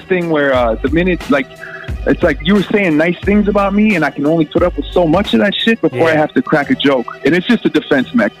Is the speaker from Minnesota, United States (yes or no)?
yes; Minneapolis, Minnesota, United States; I'm from Minneapolis